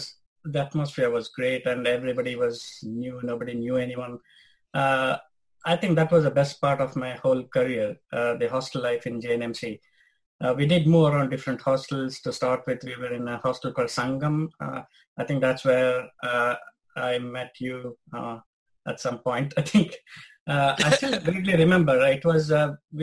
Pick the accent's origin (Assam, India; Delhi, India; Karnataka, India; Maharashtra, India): Karnataka, India; Bangalore; moved away as an adult; now in United Kingdom; I was born in Bangalore and I lived all my childhood years in Bangalore.